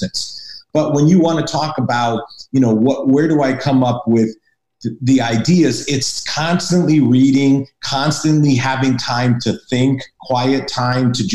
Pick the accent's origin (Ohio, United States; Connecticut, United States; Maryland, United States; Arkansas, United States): Connecticut, United States; Hartford; moved away; also born or lived in Boston; I'm from New England. I'm from Connecticut, Hartford, Connecticut originally. So I'm a New Englander